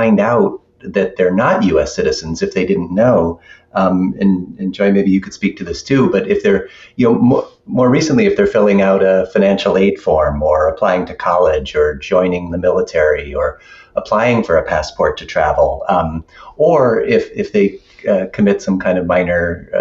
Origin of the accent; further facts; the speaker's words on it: Buffalo, New York, United States; I grew up in Buffalo as an adoptee